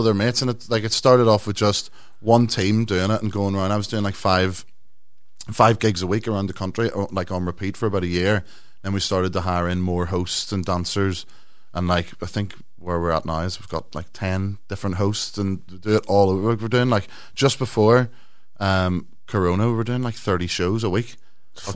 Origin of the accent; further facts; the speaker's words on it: Ireland; You know what I mean? Even though I'm from Ireland.